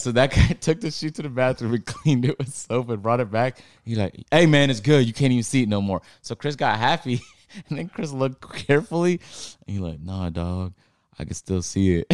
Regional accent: Toronto, Ontario, Canada; now in Atlanta, United States; I'm from Toronto

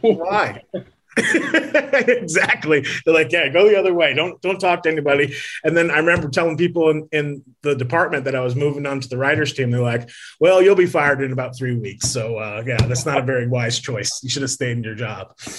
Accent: Las Vegas, Nevada, United States; also born or lived in Connecticut; But then I moved to Las Vegas as a kid

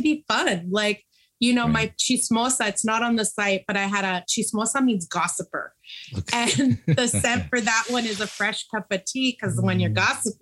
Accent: San Francisco, California, United States; I was born and raised in San Francisco.

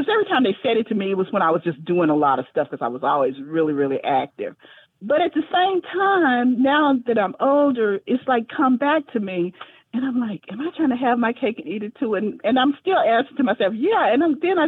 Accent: Fort Worth, Texas, United States; I'm from Fort Worth, Texas

